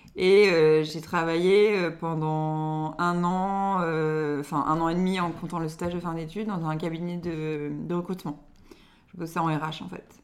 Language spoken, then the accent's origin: French; Lille area, Nord, Hauts-de-France, France; je suis née à Lille, mais on a déménagé juste après, mais euh, juste à côté